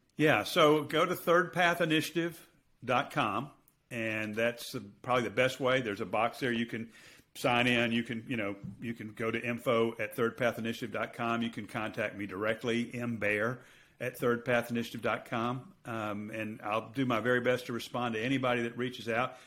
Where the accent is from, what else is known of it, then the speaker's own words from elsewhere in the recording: United States; I'm going to speak as an American